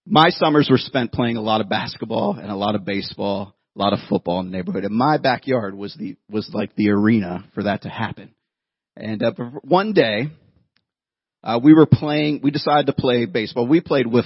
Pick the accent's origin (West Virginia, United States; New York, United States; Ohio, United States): Ohio, United States; Youngstown; 10 years old, I grew up in Youngstown, Ohio